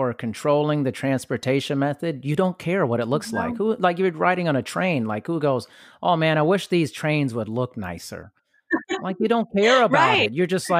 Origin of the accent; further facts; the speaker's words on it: Germany; Like I grew up partially in Europe and Germany, and you know, it took a long time for me to travel back.